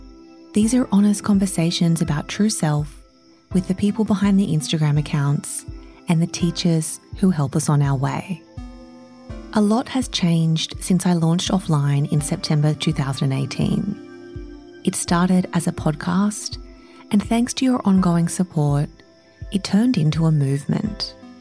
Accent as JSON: {"language": "English", "country": "Australia", "said": "I'm Australian and I live here"}